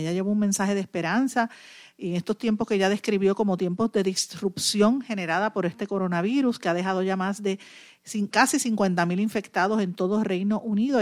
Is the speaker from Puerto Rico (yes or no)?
yes; Puerto Rico; como mamá y como, como puertorriqueña